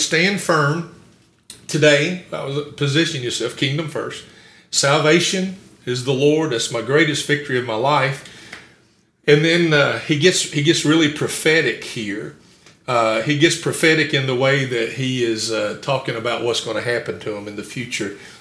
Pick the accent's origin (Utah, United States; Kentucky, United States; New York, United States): Kentucky, United States; Campbellsville; also born or lived in Summersville, Kentucky; I grew up in a little town called Somersville before we moved to Campbellsville